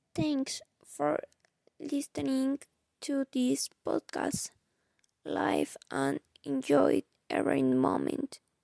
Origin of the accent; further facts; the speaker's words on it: Mexico City, Mexico; English is a second language; I was born and lived all my life in Mexico. My nationality is Mexican, but even though I was born in Mexico City